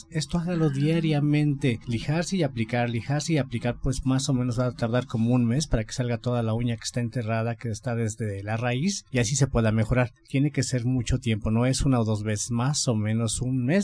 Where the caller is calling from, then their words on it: Coyoacán, Mexico City, Mexico; de Coyoacán